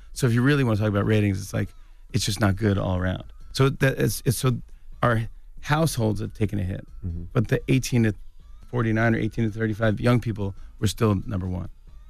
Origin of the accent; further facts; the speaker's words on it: New York, United States; I'm a New Yorker, man, all the way.